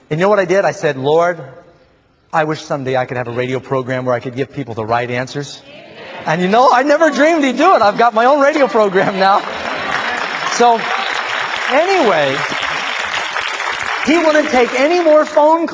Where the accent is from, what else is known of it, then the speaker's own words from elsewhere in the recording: New York City, New York, United States; I grew up in New York City.